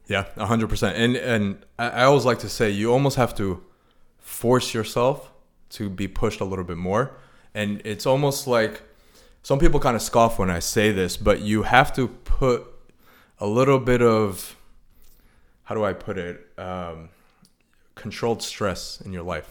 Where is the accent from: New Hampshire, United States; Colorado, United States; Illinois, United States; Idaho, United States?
Illinois, United States; Chicago; moved away as an adult; also born or lived in Arizona; now in San Diego, United States; I'm originally from Chicago.